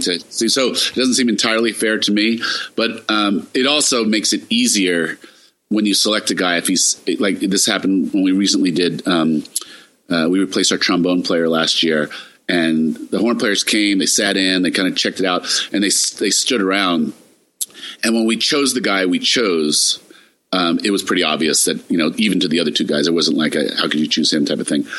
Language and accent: English; New York City, New York, United States; Growing up in New York